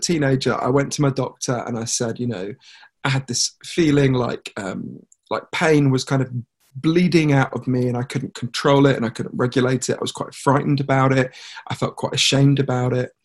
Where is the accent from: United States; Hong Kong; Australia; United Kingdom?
United Kingdom; I'm a British journalist